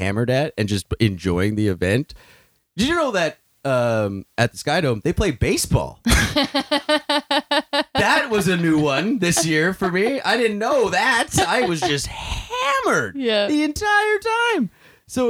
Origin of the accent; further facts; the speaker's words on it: Thunder Bay, Ontario, Canada; moved away; also born or lived in Toronto area; growing up, I grew up in Thunder Bay.